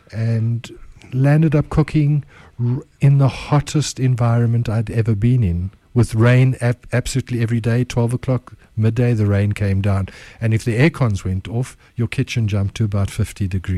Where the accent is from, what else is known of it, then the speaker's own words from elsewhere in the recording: United Kingdom; accent: British; I should have been on the blue trains, but I think my accent was a little bit too British.